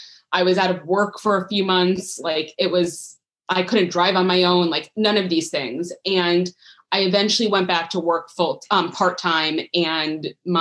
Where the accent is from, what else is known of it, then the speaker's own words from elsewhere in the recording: New York, United States; moved away; also born or lived in Florida; I was born in New York